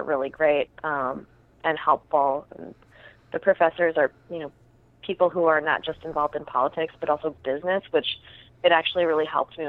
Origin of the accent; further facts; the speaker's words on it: Wausau, Wisconsin, United States; I grew up in Wausau.